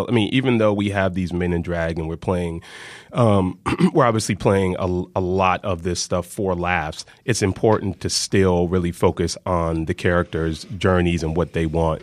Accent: the South, United States; I'm from the South

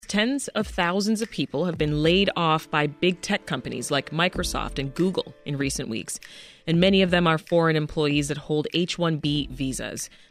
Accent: Canada; now in United States; as a Canadian citizen

